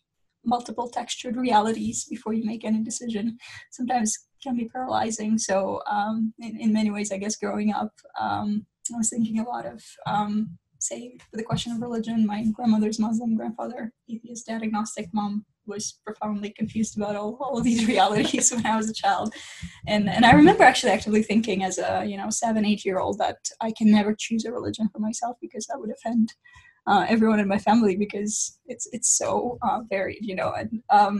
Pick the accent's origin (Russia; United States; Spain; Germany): Russia; moved away; I'm originally from Russia. That's where I grew up